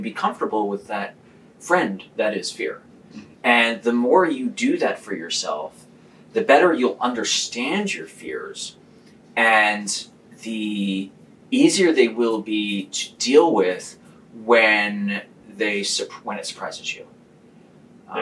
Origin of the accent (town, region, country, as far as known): Philadelphia, Pennsylvania, United States